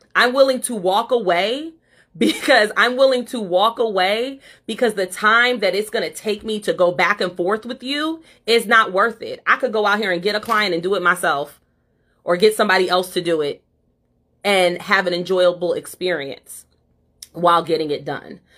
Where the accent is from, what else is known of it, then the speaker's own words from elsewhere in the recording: Ohio, United States; moved away; I'm from Ohio